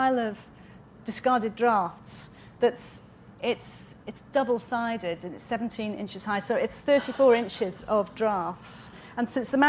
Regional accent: Wales, United Kingdom; now in London, United Kingdom; I was born in Wales in a very small town in quite a very modern house.

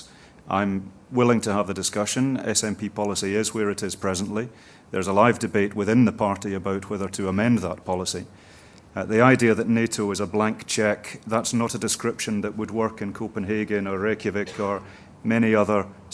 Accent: Scotland, United Kingdom; moved away as an adult; also born or lived in Leeds / Nottingham / London

